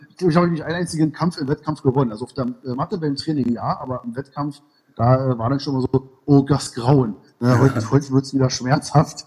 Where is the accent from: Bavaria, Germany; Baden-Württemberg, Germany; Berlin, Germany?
Berlin, Germany; waschecht aus Berlin-Ost, genau. Dann bin ich aus Berlin-Mitte, jetzt äh, im Moment in Berlin-Treptow